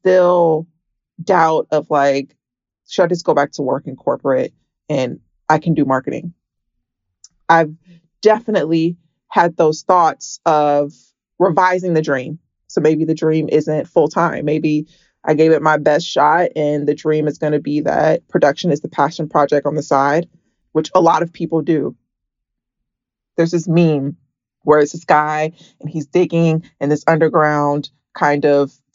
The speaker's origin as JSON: {"language": "English", "town": "Atlanta", "region": "Georgia", "country": "United States", "moved": "as an adult", "lives_now": "California, United States", "said": "I am from Atlanta"}